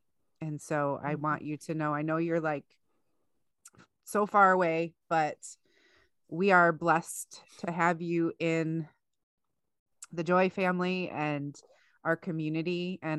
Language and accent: English; Russia; accent: Russian; It was my Russian accent.